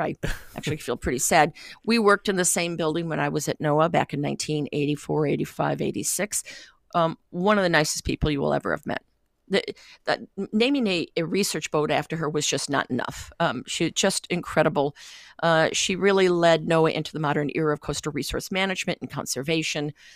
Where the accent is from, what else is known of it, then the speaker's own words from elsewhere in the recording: Great Lakes, United States; I'm from the Great Lakes